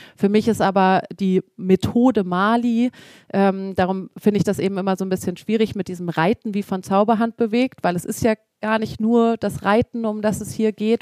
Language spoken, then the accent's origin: German; Hamburg, Germany; ich komme ja mitten aus Hamburg